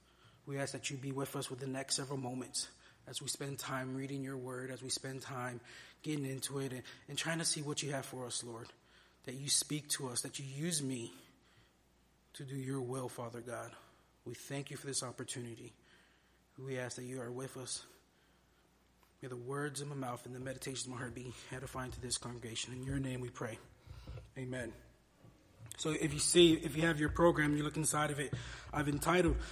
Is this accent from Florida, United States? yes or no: yes; Miami, Florida, United States; moved away as an adult; I spent the first 22 years of my life growing up in Miami